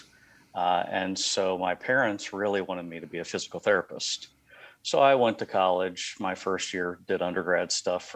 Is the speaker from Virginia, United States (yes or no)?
no; Cincinnati, Ohio, United States; moved away as an adult; also born or lived in California; now in Sebastopol, United States; I grew up in Cincinnati, Ohio. Spent the first, almost 30 years